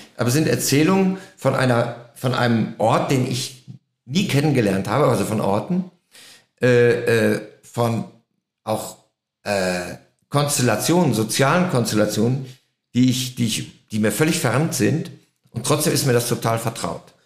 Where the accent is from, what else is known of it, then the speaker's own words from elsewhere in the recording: Germany; als Deutscher